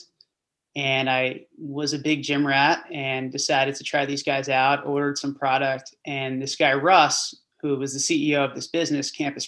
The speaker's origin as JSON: {"language": "English", "region": "New Jersey", "country": "United States", "tie": "born or raised there", "said": "I grew up in Central Jersey, public school kid"}